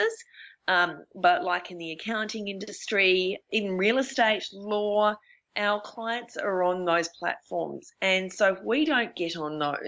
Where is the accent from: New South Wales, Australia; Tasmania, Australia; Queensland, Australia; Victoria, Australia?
Tasmania, Australia; moved away as an adult; also born or lived in Melbourne; I grew up in Tasmania, and then I moved to Melbourne to study